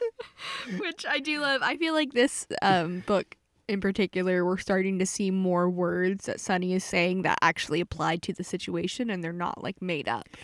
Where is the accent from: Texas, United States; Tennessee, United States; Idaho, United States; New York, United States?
Texas, United States; Pasadena; my hometown Pasadena